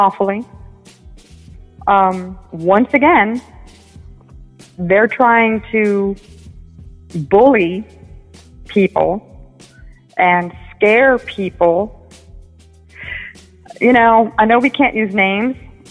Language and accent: English; United States; I'm an American. I'm born in America.